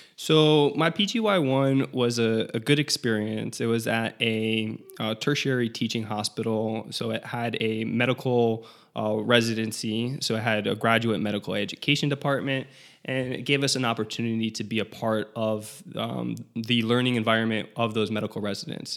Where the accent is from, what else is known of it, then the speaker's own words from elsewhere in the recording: South Florida, United States; I'm from South Florida.